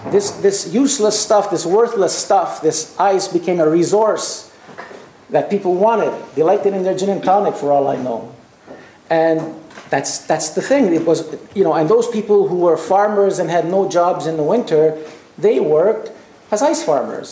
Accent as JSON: {"language": "English", "country": "Canada", "also_born_or_lived": "Quebec", "said": "I come from Canada, a very cold country"}